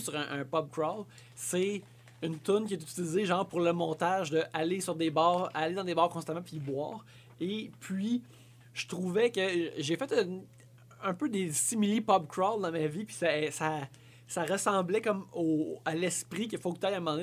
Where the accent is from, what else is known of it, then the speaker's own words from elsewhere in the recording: La Sarre, Quebec, Canada; J'ai grandi à Lassar, en Abitibi-Ouest